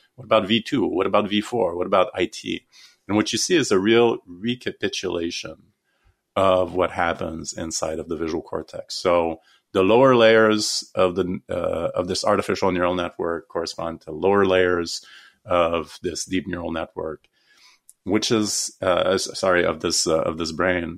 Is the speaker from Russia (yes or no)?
no; Canada; so I'm Canadian